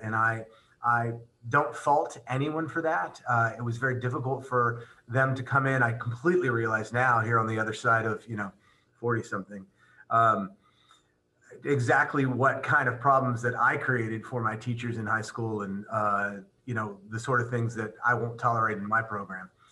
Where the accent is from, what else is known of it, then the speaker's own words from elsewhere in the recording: Pasadena, Texas, United States; I'm I'm from Texas